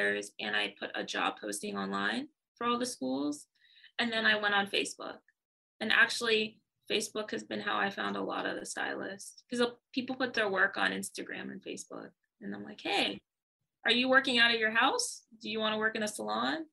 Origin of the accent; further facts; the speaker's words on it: Pittsburgh, Pennsylvania, United States; I'm from Pittsburgh, but my family's Nigerian